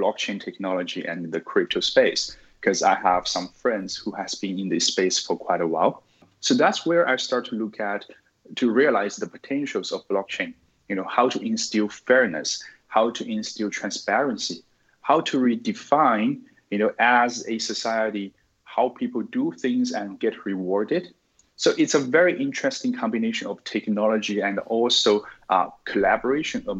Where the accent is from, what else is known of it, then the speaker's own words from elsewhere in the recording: Sichuan, China; moved away as an adult; also born or lived in United States; now in Singapore; I'm originally from China, from Sichuan province. I'm now living in Singapore.